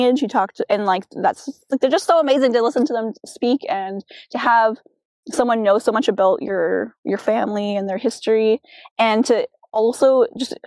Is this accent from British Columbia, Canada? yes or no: yes; Chilliwack, British Columbia, Canada; growing up in Chilliwack, I felt you know, I was far from that family